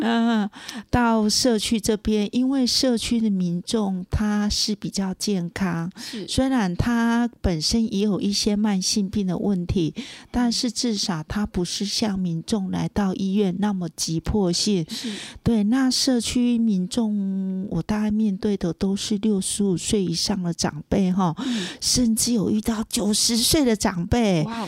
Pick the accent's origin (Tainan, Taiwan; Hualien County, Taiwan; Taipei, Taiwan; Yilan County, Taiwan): Tainan, Taiwan; moved away as an adult; also born or lived in Kaohsiung; now in Puli, Taiwan; 我本身是台南人